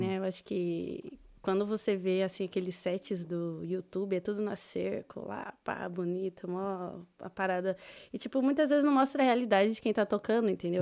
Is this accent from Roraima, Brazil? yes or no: no; Osasco, São Paulo, Brazil; moved away as an adult; also born or lived in Paraná / Londrina; now in Dublin, Ireland; Eu nasci no Paraná, uhum. fiquei lá até, sei lá, meus seis, oito anos, mais ou menos. Uhum. Aí meus pais se mudaram para São Paulo, para Osasco. Falo que eu sou de Osasco